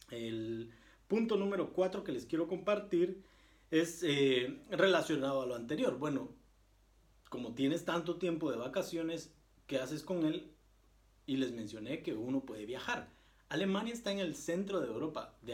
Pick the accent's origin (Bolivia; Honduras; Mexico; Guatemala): Guatemala; now in Germany; No se imaginan la cantidad de alemanes que uno conoce y yo les digo, eh, ah, pues mira que yo vengo de Guatemala